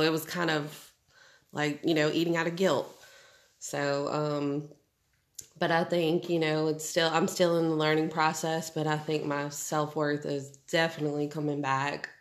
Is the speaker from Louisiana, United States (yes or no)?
yes; New Orleans, Louisiana, United States; moved away as an adult; now in Shreveport, United States; Was born and raised in New Orleans.